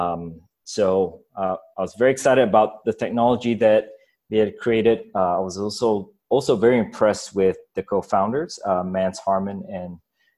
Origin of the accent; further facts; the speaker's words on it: Singapore; moved away as an adult; also born or lived in Ghana; I grew up in Singapore